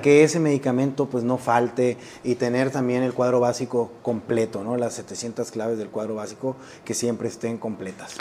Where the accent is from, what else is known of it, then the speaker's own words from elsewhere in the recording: Sonora, Mexico; moved away as an adult; me regresó a mi tierra